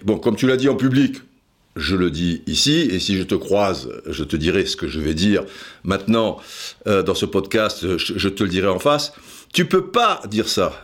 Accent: Cannes, Provence-Alpes-Côte d'Azur, France; Je suis du Midi aussi, j'ai grandi dans, dans, le Midi de la France, quoi. Je veux dire, à Cannes, mon père marseillais

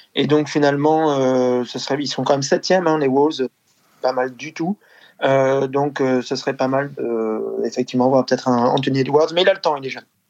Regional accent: France; on est français aussi

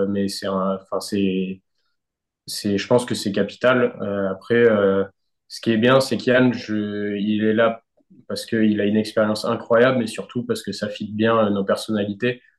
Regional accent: France; c'est le Graal à, à, gagner en tant que Français.

